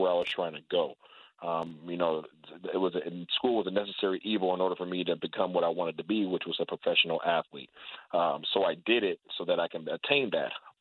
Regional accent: Seattle, Washington, United States; born and raised in Seattle, Washington, right there in the hood

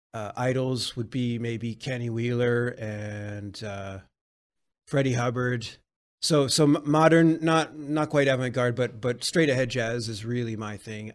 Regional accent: Vancouver, British Columbia, Canada; now in Montreal, Canada; I come from Vancouver, British Columbia, Canada. Um, I currently live in Montreal, Quebec

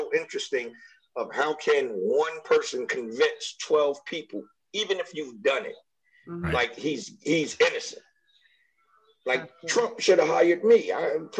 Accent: New York, United States; now in Los Angeles, United States; I'm from New York, you know what I'm saying? And I was living in Brooklyn

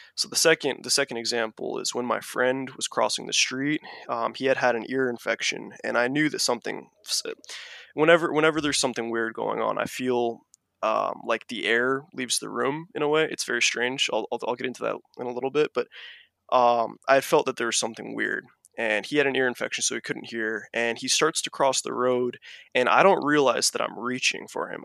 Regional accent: Kauai, Hawaii, United States; I was born on Kauai, the garden island of Hawaii

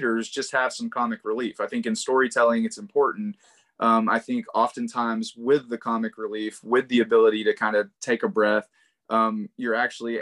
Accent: East Texas, United States; I grew up in East Texas

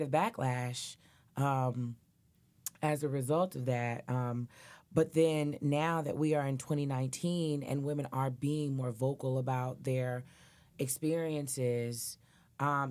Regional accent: Nashville, Tennessee, United States; I grew up in Nashville, Tennessee

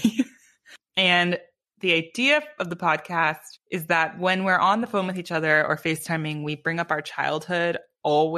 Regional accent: Palo Alto, California, United States; we grew up in Palo Alto, which is an unusually tight-knit community with a ton of pressure.

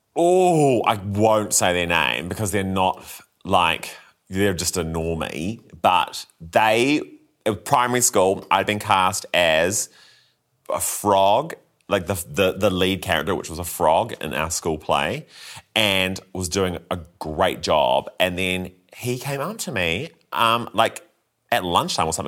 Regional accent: Christchurch, Canterbury, New Zealand; growing up in Christchurch

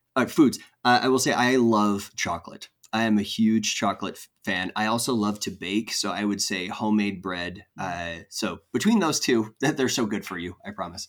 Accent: California, United States; moved away as an adult; also born or lived in Virginia; I grew up in California, but I went to live in Virginia for a while

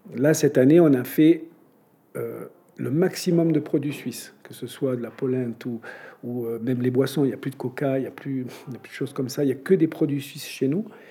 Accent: Provence-Alpes-Côte d'Azur, France; moved away as an adult; now in Crans-Montana, Switzerland; Je suis né en France, je suis, fils, petit-fils d'hôtelier, restaurateur, pâtissier. Mes parents avaient un, aussi un hôtel Relais et Château, euh, à côté d'Aix-en-Provence, à nance pas exactement, dans le Var

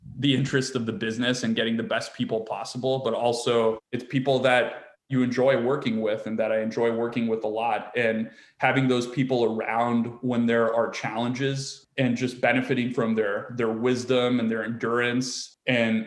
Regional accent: East Coast, United States; moved away as an adult; also born or lived in California / San Francisco / New York; I grew up on the East Coast

